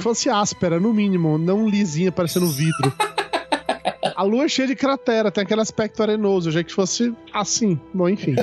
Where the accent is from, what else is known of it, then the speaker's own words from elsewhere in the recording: Brazil; eu sou brasileiro